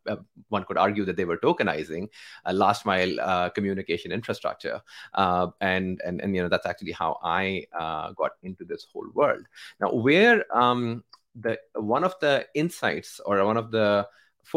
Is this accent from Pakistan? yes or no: yes; Pakistan; I come from Pakistan, where bulk of our economy is undocumented